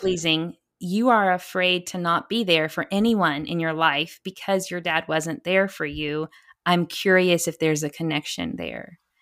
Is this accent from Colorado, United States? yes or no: no; Texas, United States; I'm a Texan